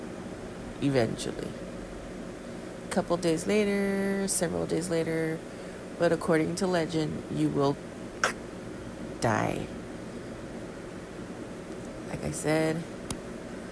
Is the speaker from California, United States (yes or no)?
yes; California, United States; I'm from California